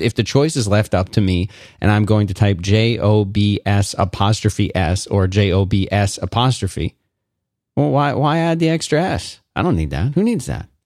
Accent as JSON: {"language": "English", "town": "Philadelphia", "region": "Pennsylvania", "country": "United States", "tie": "born or raised there", "also_born_or_lived": "South Florida / Central Florida / Austin, Texas / Raleigh, North Carolina", "moved": "as an adult"}